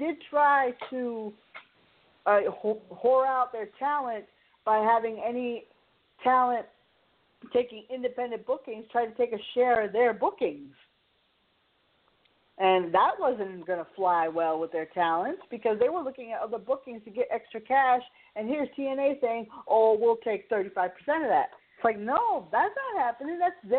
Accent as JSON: {"language": "English", "region": "New England", "country": "United States", "said": "I'm from New England."}